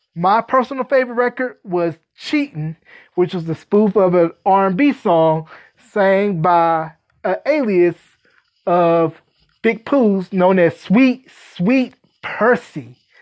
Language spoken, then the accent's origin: English; North Carolina, United States; my home state of North Carolina